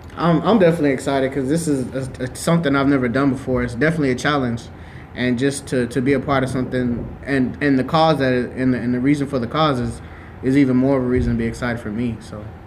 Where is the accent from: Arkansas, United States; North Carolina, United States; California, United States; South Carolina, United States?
California, United States; Lathrop; I'm born and raised in Lathrop, but Stockton is a block away from me